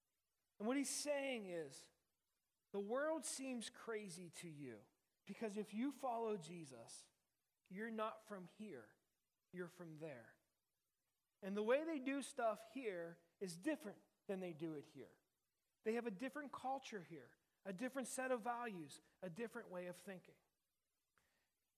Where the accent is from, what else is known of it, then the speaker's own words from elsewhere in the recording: Uniontown, Pennsylvania, United States; I grew up in Uniontown, which is in Western Pennsylvania